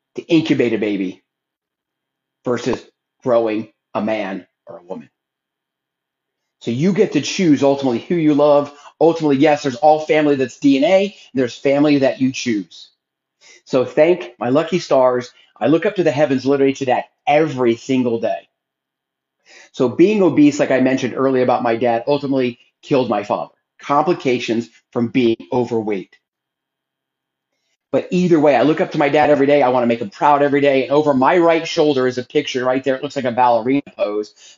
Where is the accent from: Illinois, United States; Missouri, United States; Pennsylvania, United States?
Pennsylvania, United States; Philadelphia; now in Texas, United States; I'm originally from Philadelphia